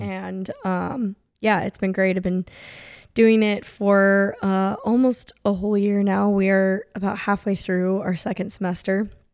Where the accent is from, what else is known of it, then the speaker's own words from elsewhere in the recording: San Diego, California, United States; moved away as an adult; also born or lived in Orange County, California; now in Atlanta, United States; I'm from California. So, um, I was born and raised in San Diego